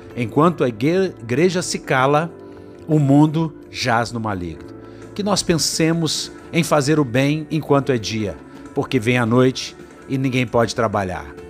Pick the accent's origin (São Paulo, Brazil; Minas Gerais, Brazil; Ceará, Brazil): Minas Gerais, Brazil; como mineiro que sou